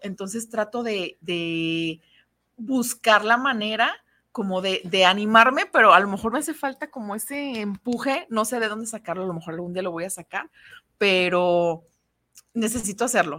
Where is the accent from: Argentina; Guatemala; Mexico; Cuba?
Mexico; somos madres mexicanas